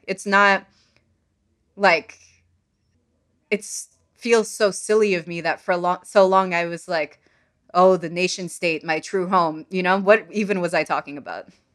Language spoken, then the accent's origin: English; Sudan; English is a second language; moved away; I'm from Sudan